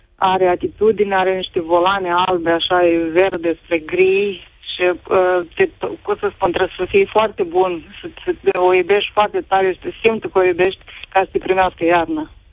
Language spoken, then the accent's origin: Romanian; Iași, Iași County, Romania; eu sunt din Iași